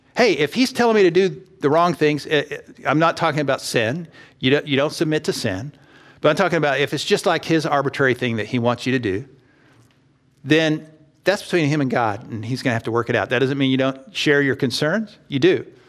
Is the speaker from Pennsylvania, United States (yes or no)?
no; Texas, United States; I grew up in Texas